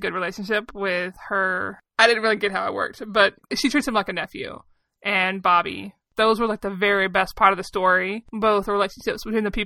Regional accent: the South, United States; I come from the South, and I kind of grew up on, like, poltergeist stories

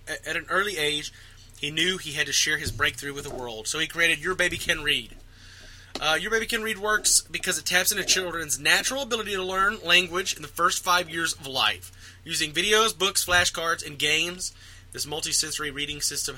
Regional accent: Texas, United States; we're from Texas

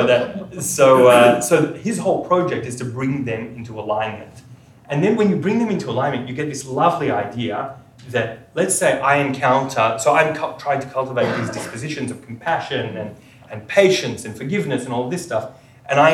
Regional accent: Sydney, New South Wales, Australia; I grew up in Sydney in a non-observant home

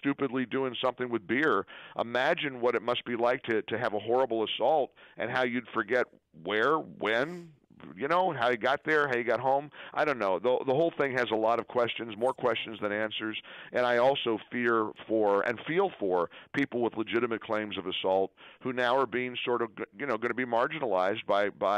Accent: Dayton, Ohio, United States; my hometown of Dayton, Ohio

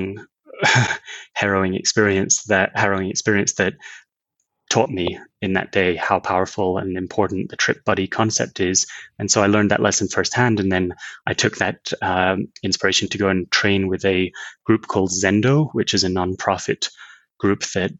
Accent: Scotland, United Kingdom; I grew up in Scotland

